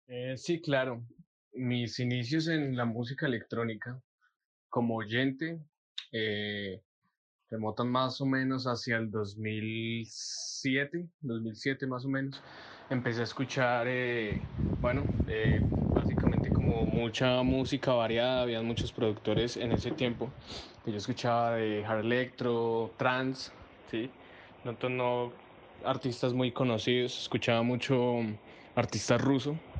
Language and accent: Spanish; Boyacá, Colombia; moved away as an adult; now in Pereira, Colombia; soy de Boyacá, estoy viviendo en Pereira hace más o menos ya como tres años